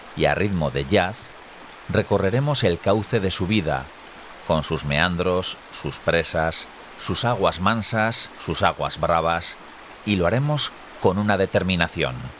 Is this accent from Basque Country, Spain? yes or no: yes; Tolosa, Basque Country, Spain; yo que soy de Tolosa